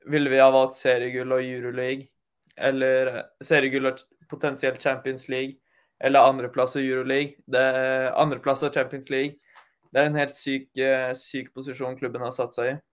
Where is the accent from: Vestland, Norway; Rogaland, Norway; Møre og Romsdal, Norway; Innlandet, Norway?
Møre og Romsdal, Norway; Jeg, er som sunnmøring